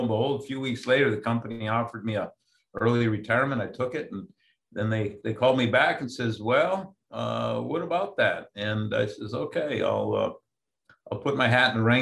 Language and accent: English; Superior, Wisconsin, United States; moved away as an adult; also born or lived in Madison, Wisconsin; now in Anchorage, United States; I was born and raised in Superior, Wisconsin